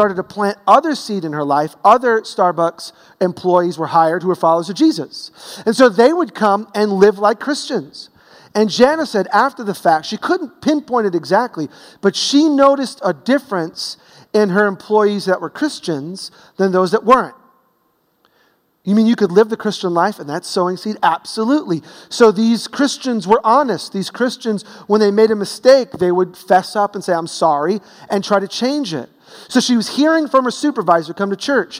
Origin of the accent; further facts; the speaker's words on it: New York City, New York, United States; growing up in Brooklyn